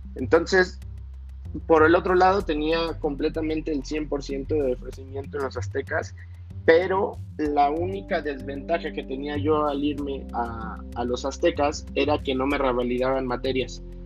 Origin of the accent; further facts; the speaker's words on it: Torreón, Coahuila, Mexico; vivimos y nacimos ahí